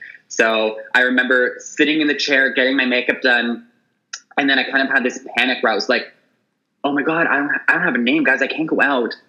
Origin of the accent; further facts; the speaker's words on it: Toronto, Ontario, Canada; moved away as an adult; also born or lived in Montreal; now in Vancouver, Canada; So I was born and raised in Toronto. I lived in Montreal for a year. I'm now in Vancouver